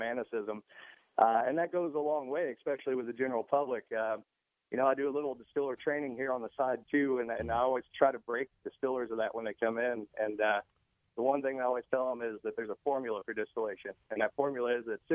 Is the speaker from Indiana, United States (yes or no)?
yes; southern Indiana, United States